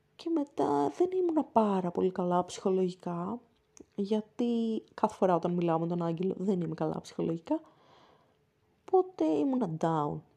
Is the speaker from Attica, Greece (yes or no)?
yes; Athens, Attica, Greece; στην πόλη μου, την Αθήνα